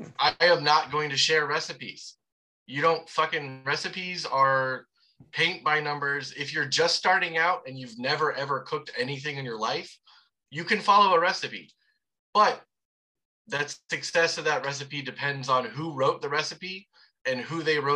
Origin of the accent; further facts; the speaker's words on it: the South, United States; I am from the South.